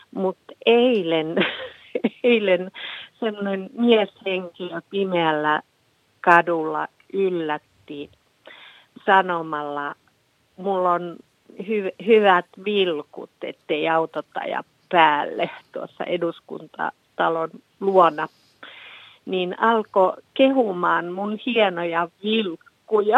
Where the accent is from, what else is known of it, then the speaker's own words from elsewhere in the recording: Finland; tämä on häpeisin olla suomalainen